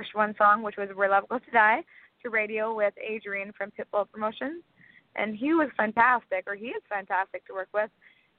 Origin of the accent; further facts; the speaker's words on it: Castlegar, British Columbia, Canada; my hometown, Castlegar, BC